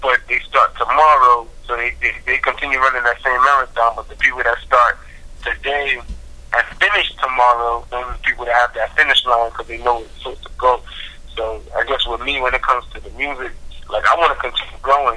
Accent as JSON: {"language": "English", "town": "New York City", "region": "New York", "country": "United States", "tie": "born or raised there", "said": "I am born and raised in Brooklyn, New York."}